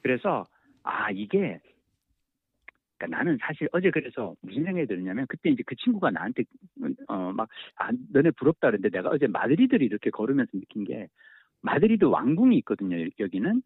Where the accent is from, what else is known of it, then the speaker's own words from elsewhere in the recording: South Korea; 한국에서 왔다